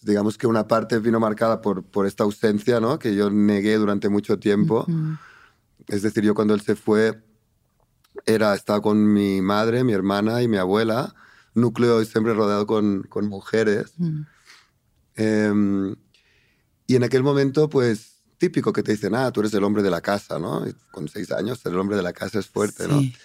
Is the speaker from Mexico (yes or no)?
no; Arenys de Mar, Catalonia, Spain; moved away; yo crecí en un pueblito pequeñito de 10.000 habitantes, de pescadores, de Narenys de Mar. Está como a 45 kilómetros de Barcelona hacia el norte